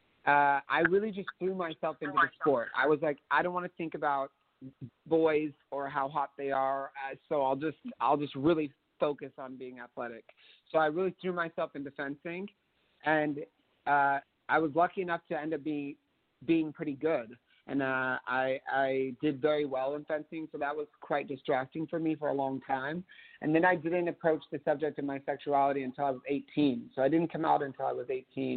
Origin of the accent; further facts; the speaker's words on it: Reno, Nevada, United States; I grew up in Reno, Nevada